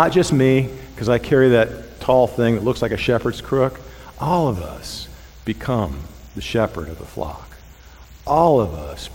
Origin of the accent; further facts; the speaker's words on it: Thousand Oaks, California, United States; now in Mississippi, United States; when I was growing up in Southern California, I say Southern because it was a suburb of Los Angeles. It was Thousand Oaks, California